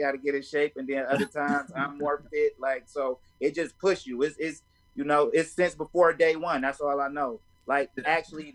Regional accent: Inkster, Michigan, United States; I'm just one of the great people from Inkster, Michigan. So I'm from Inkster, Michigan, 20 minutes outside of Detroit.

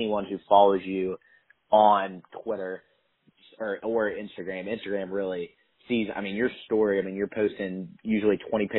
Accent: West Virginia, United States; I'm from West Virginia, so I was interning with their football program

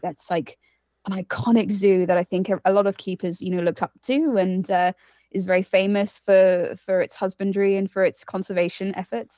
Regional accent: United Kingdom; also born or lived in Costa Rica; I'm from the U K, as, uh, you can probably tell by my accent

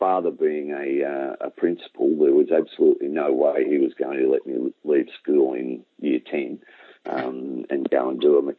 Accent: Merrigan, Victoria, Australia; also born or lived in Morwell / Menzies Creek; I was born in Morwell. We lived at a little place in the Dandenongs, Menzies Creek. So I've been around, but the places that I probably spent most of my time were 6 years in Merrigan, which, as I said, it's 9 miles south of Kyabram

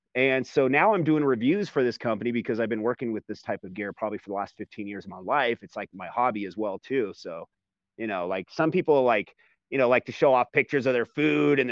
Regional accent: California, United States; moved away as an adult; I'm from California

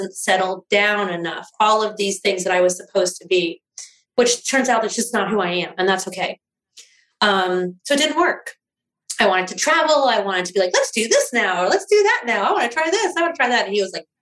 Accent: East Coast, United States; moved away; I grew up mostly on the East Coast.

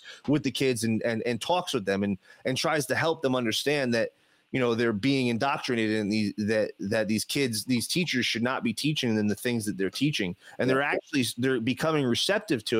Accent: New Jersey, United States; I grew up in New Jersey

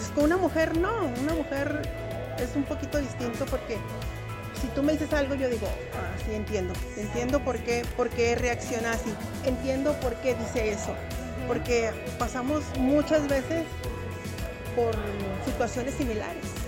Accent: Durango, Mexico; moved away as an adult; also born or lived in Mexico City, Mexico; now in Colorado, United States; nací en México DF, pero me crié en Durango y yo siempre digo que soy de Durango

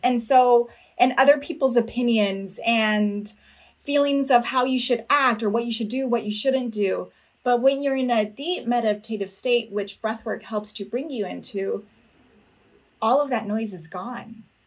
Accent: Napa, California, United States; I was born and raised in Napa, California, of uh, parents from Mexico, immigrants

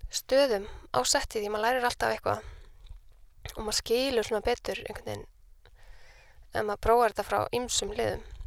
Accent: Reykjavík, Capital Region, Iceland; also born or lived in Copenhagen; ég er uppalinn í Vesturbænum

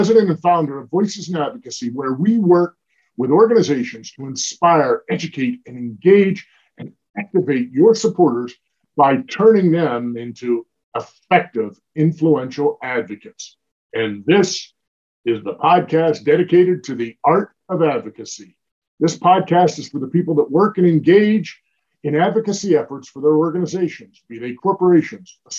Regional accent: Arizona, United States; a fellow Arizonan

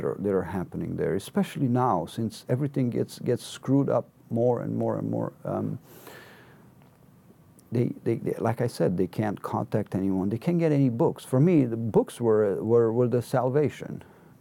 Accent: Cluj-Napoca, Cluj County, Romania; I had left Cluj, my hometown, on June 29, exactly 1 year ago

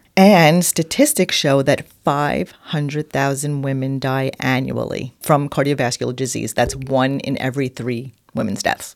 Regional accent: New York, United States; accent: New York; my New York accent.

